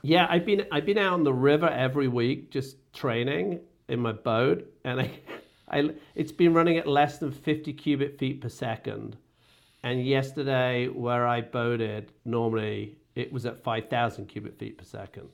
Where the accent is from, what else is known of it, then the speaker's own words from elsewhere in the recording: England, United Kingdom; moved away as an adult; I grew up in Britain